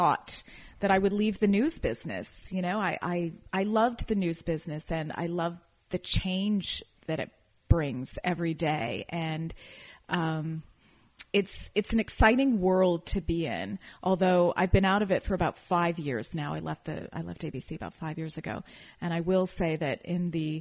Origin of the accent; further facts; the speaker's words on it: Toronto, Ontario, Canada; moved away as an adult; also born or lived in Calgary / Edmonton / Seattle; now in Napa Valley, United States; I was born and raised in Canada, in the Toronto area